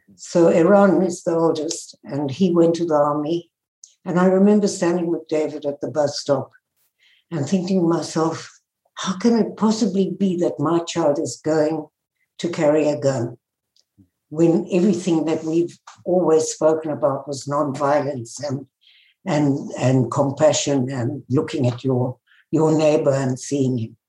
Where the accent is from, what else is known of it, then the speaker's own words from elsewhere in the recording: South Africa; moved away; I was born in South Africa and grew up in the apartheid days